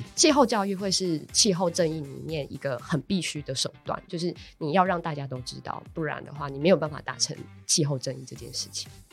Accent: Taichung, Taiwan; moved away; 我老家是在 台中

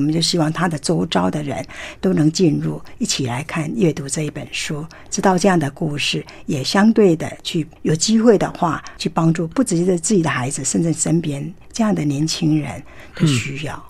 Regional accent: Tainan, Taiwan; 这一块土地其实我很熟悉，是因为我就是台南人

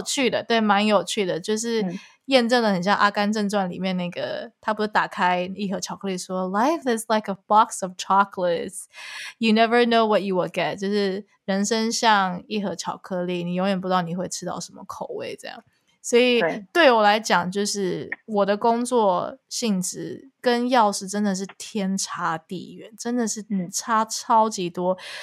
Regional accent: Taiwan; moved away; also born or lived in Canada; 我没有选择回台湾做音乐

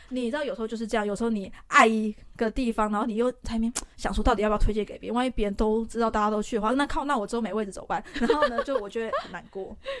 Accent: Taiwan; 我们台湾人

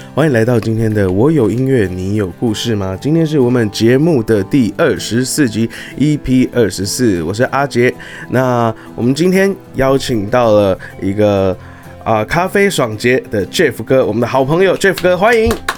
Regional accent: Taiwan; 我们台湾人

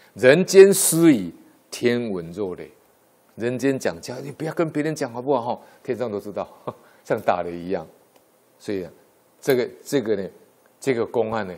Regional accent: Taiwan; 我们台湾话

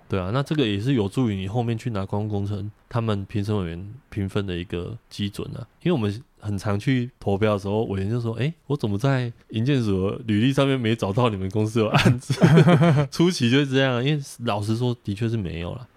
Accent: Taichung, Taiwan; 因为我老家在台中

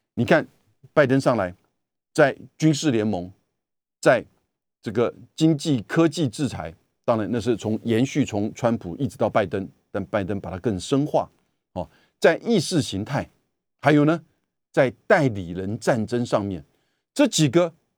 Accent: Taiwan; 我们台湾这边

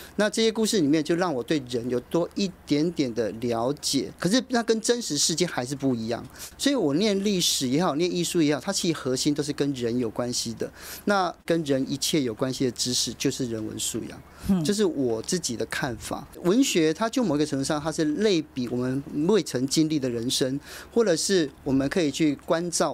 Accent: Taiwan; 我们台湾人真的没有办法想象这样的生活

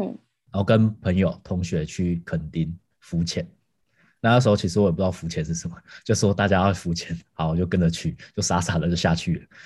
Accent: Tainan, Taiwan; 我是台南人，然后我们家以前是四代同堂，就是我阿公阿嬷还有阿祖都还， 还没过世的时候，都还在的时候，所以我们家是那种很大家庭，都住在一起

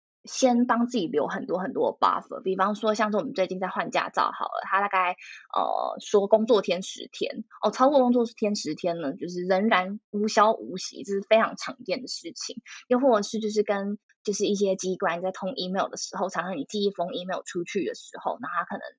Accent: Taiwan; moved away as an adult; now in Netherlands; 我已经写我是台湾人

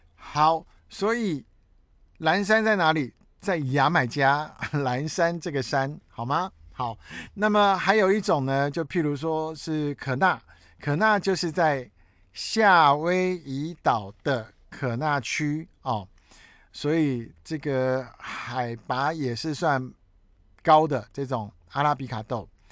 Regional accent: Taiwan; 我是台湾人、中华民族的人、黄种皮肤

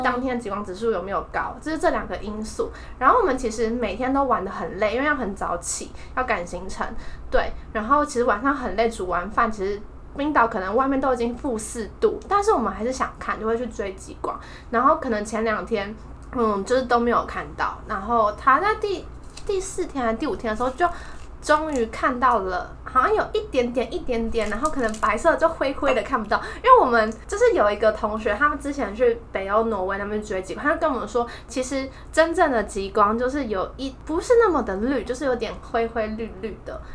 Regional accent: Taiwan; 我们台湾人

